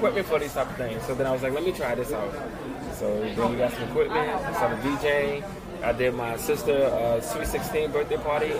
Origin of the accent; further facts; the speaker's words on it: New Orleans, Louisiana, United States; I'm from New Orleans.